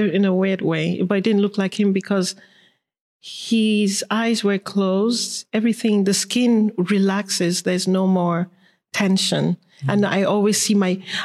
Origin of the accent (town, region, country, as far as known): Lagos, Nigeria; born or raised there; moved away; also born or lived in Kano, Nigeria / Paris, France